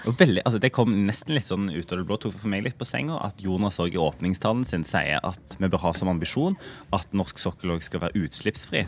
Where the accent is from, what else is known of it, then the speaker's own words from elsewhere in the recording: Rogaland, Norway; for oss hjemme i Rogaland